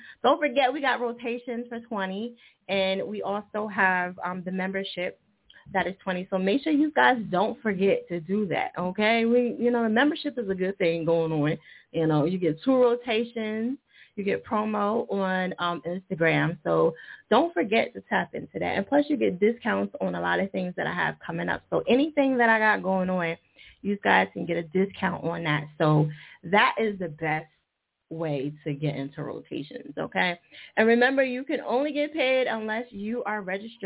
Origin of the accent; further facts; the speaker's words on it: New Jersey, United States; Jersey, all right. My home state